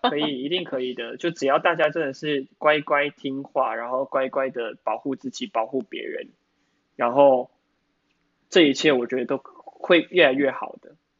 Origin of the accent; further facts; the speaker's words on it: Taiwan; 我们台湾人就是， 台湾人就是爱嘴。